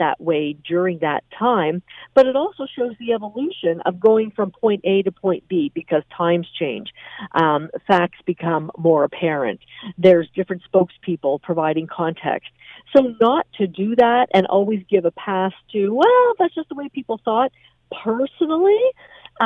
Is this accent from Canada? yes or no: yes; Canada; as a Canadian